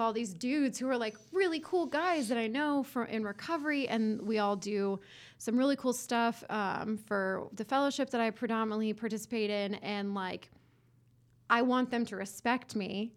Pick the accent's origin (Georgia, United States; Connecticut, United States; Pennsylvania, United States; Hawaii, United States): Georgia, United States; Johns Creek; I grew up in Johns Creek.